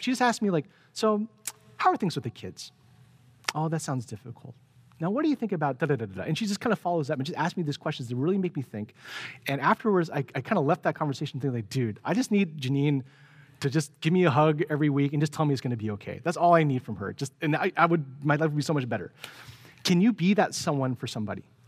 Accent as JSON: {"language": "English", "town": "San Francisco", "region": "California", "country": "United States", "tie": "born or raised there", "said": "growing up in San Francisco"}